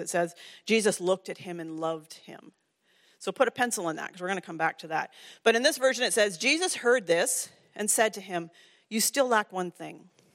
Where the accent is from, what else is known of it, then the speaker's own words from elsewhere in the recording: Ontario, Canada; I grew up in Ontario.